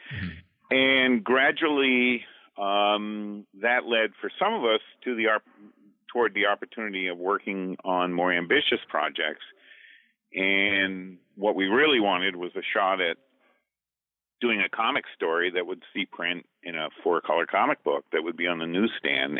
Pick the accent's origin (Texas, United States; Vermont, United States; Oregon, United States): Vermont, United States; Duxbury; I'm from Duxbury, Vermont